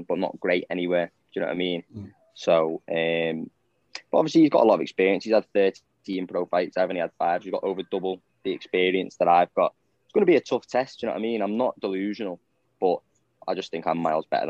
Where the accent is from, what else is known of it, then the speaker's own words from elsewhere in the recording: Southport, North West England, United Kingdom; I'm from Southport